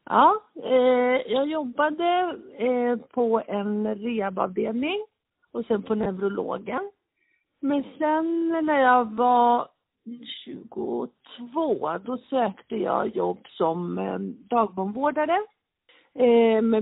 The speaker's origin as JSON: {"language": "Swedish", "town": "Solna", "region": "Stockholm County", "country": "Sweden", "tie": "born or raised there", "said": "Jag är född på Karolinska, så Solnabo, utvaggad AIK-are. Jag hade inte så stö större val än det. Jag är stockholmare. Men jag är väl en liten, en liten blandning. Alltså, min pappa är från spanska Marocko, min mamma är från Spanien"}